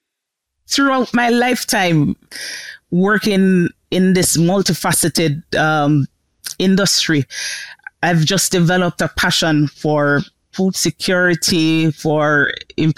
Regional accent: Jamaica; accent: Jamaican; moved away as an adult; also born or lived in Louisiana / Arkansas; I'm from Jamaica, as you can hear from my accent

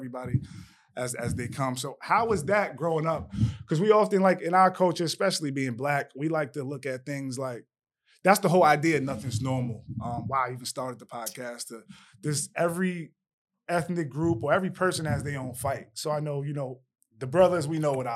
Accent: Greenburgh, New York, United States; I'm from Greenberg, New York. I went to Woodlands.

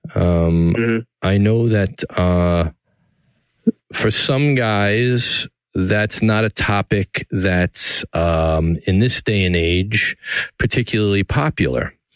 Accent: New York City, New York, United States; downtown New York City, my hometown, the greatest city in the world

